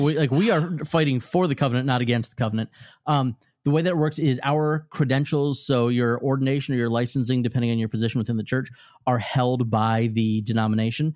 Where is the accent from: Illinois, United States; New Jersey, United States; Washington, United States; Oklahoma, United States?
Illinois, United States; Normal; I was born in normal Illinois.